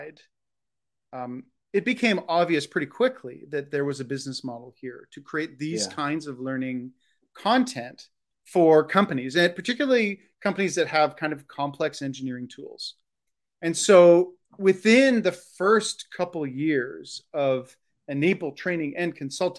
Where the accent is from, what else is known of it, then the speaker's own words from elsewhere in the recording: Canada; also born or lived in Ontario; I'm Canadian. I live in the province of Ontario